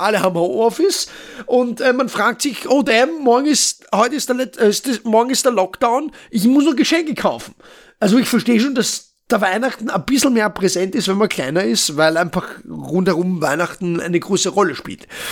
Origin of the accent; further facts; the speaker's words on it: Vienna, Austria; ich komme aus Wien. Wien, also Österreich.